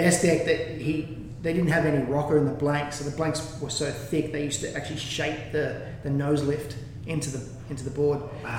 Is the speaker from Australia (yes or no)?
yes; Gerringong, New South Wales, Australia; moved away as an adult; it was a great life growing up in Gerringong. Like at the time, I think there was only 500 people in the town, maybe 400 people in the town.